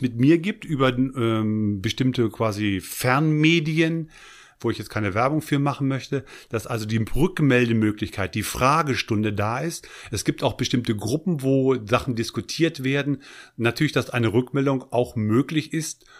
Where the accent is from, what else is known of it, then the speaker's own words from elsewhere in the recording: Eichsfeld, southern edge of the Harz, Lower Saxony, Germany; Ich bin aufgewachsen am Südrande des Harzes, Eichsfelder